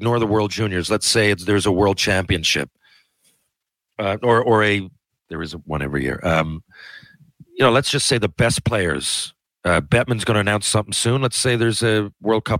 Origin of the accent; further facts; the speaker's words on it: Canada; we're in Canada